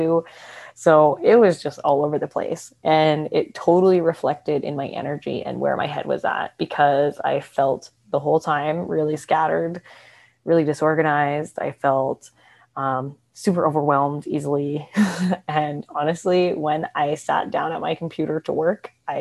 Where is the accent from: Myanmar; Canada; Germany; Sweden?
Canada; moved away as an adult; also born or lived in Australia / Vancouver; now in Mexico; I'm from Canada.